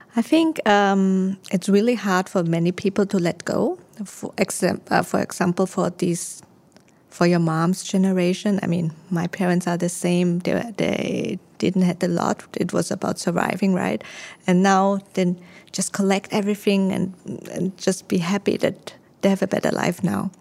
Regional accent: Austria; also born or lived in Taiwan; now in Singapore; I was born in Taiwan. I grew up in Austria

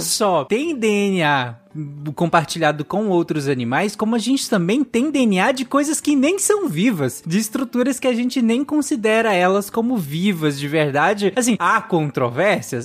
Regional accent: Pará, Brazil; eu cresci no Pará

